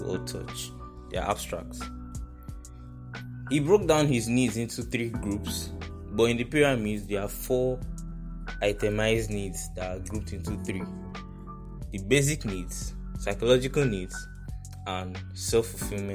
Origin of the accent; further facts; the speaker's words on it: Nigeria; I'm Nigerian, rather, I stay in Nigeria